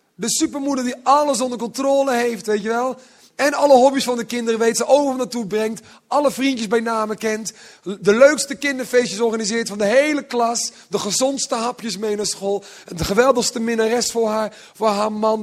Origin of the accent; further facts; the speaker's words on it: Netherlands; also born or lived in Utrecht; Zo ben ik een beetje opgegroeid. Ik kom van het platteland.